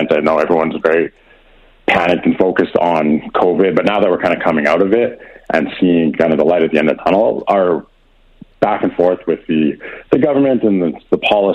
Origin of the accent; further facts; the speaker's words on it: Edmonton, Alberta, Canada; also born or lived in British Columbia; I've been born and raised in Edmonton, and I did my schooling in BC, then came back